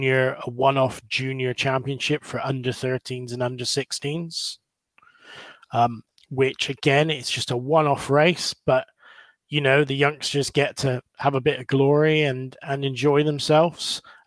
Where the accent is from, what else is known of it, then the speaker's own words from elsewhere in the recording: England, United Kingdom; at EOS, they showed a lot of passion, but it was a little bit too much for me, being English and being a little bit like